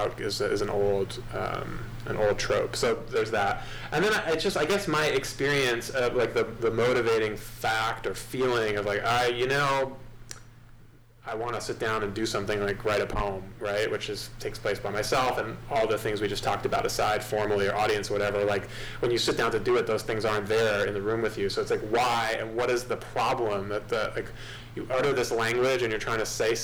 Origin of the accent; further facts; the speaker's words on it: Great Neck, New York, United States; I grew up on Long Island, yeah, Great Neck, just like half an hour outside the city.